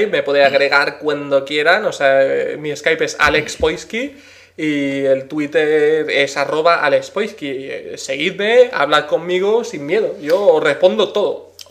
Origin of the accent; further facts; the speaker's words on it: Madrid, Community of Madrid, Spain; Como dirían en mi tierra Madrid, of Beach Mother, ¿no? Pero traducido al castellano.